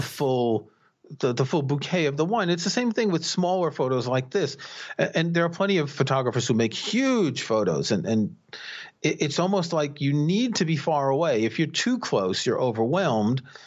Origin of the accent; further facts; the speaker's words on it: New York City, New York, United States; I grew up in New York City